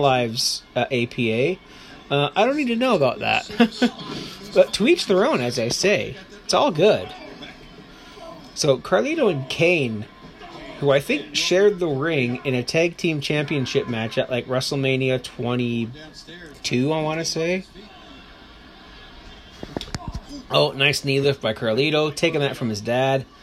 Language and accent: English; Canada; as a Canadian